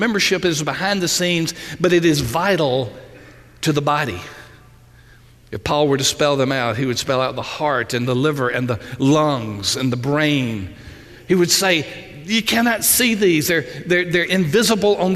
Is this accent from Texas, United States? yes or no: no; Union Springs, Alabama, United States; I was literally born and raised in Southeast Alabama